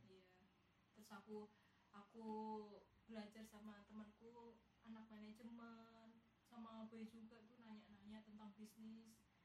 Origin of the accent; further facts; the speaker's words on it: Yogyakarta, Special Region of Yogyakarta, Indonesia; accent: medok (Javanese); aku ngomongnya medok. Nggak bisa Sunda